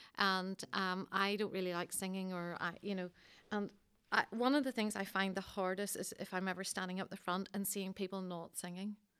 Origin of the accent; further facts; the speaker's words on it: Coleraine, Northern Ireland, United Kingdom; moved away; I'm from Coleraine originally